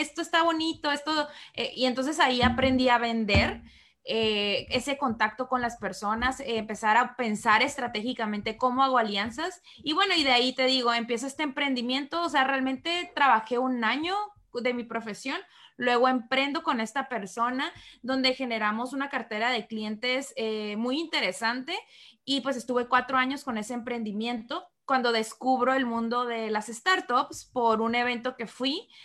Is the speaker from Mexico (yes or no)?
yes; Tijuana, Baja California, Mexico; yo soy de Tijuana